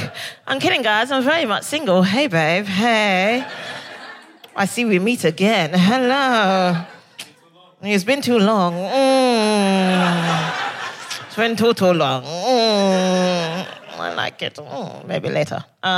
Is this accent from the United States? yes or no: no; Barbados; I think I love to party because I'm originally from Barbados.